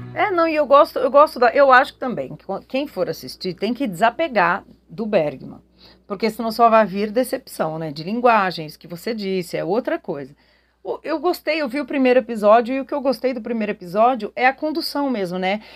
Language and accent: Portuguese; Brazil; nós brasileiros